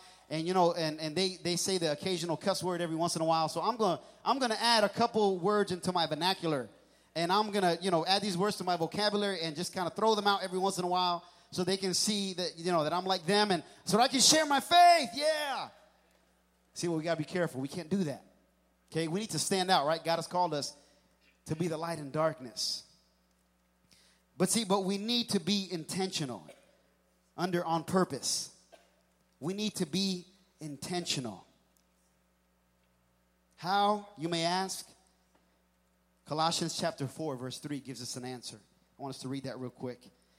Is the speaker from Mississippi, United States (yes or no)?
no; New York City, New York, United States; born there; also born or lived in New Jersey / Pennsylvania; Pennsylvania, I was born in New York City, lived in New Jersey for a little bit, lived in Pennsylvania, and things move so fast.